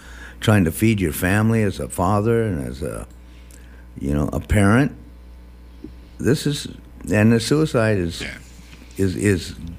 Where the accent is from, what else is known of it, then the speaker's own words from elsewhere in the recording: Guam; I grew up on Guam